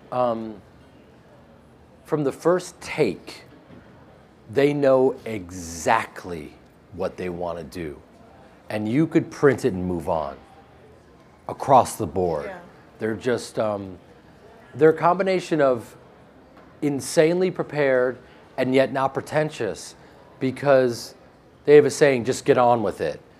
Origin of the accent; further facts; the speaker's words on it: Chicago, Illinois, United States; Growing up in Chicago myself, I, I went to Marshall Fields and I was a part of this place that he built.